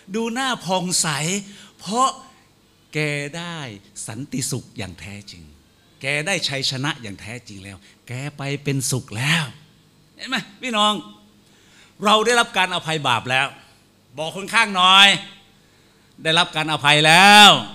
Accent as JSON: {"language": "Thai", "region": "Phetchabun", "country": "Thailand", "tie": "born or raised there", "said": "ผมนั้นภูมิใจมากเลยเกิดมาได้เป็นคนเพชรบูรณ์บ้านเกิดอยู่ที่ศิลาหลังเขา"}